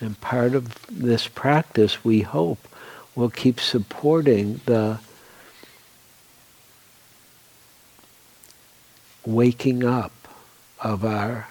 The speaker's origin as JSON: {"language": "English", "town": "Detroit", "region": "Michigan", "country": "United States", "tie": "born or raised there", "also_born_or_lived": "New York / Oregon", "moved": "as an adult", "said": "I grew up in Detroit, which I really loved, and in the city, not in the suburbs"}